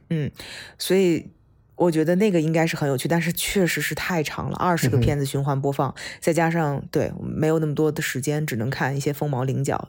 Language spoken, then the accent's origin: Chinese; China; moved away; 我们从中国出来的，或者是中国教育长大的